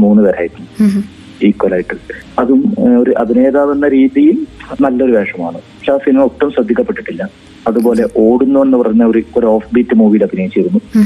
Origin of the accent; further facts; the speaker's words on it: Taliparamba, Kerala, India; ഞാൻ എന്റെ നാട്ടിൽ തളിപ്പറമ്പിൽ